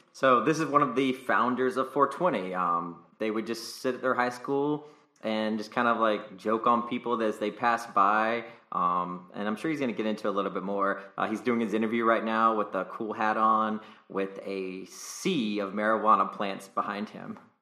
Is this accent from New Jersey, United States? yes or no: no; North Carolina, United States; also born or lived in California; now in Nevada, United States; where am I from? North Carolina